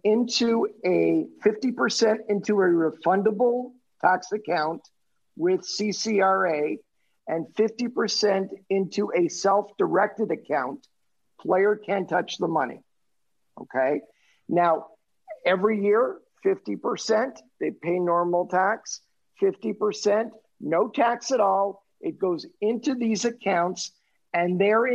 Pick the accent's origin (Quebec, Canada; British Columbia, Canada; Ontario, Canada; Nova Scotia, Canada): Quebec, Canada; Montreal; moved away as an adult; I was born and raised in Montreal